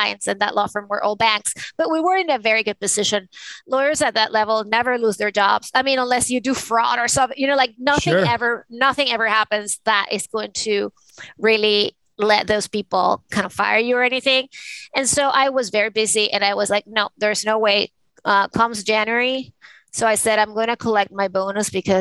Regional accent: Caracas, Capital District, Venezuela; now in New York City, United States; I was born in Caracas, the capital of Venezuela, and I grew up in a family of conservative, you know, Catholic people.

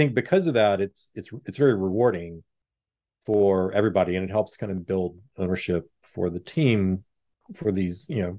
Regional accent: Houston, Texas, United States; I'm from Houston, not from Dallas, but I, you know, I have family and friends in Dallas

